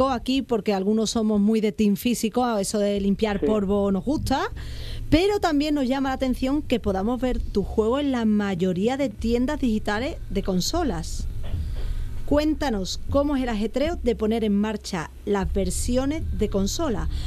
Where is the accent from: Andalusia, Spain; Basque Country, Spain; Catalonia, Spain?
Andalusia, Spain; Seville; Si en vez de mm, un sevillano somos cinco sevillanos también, ¿no?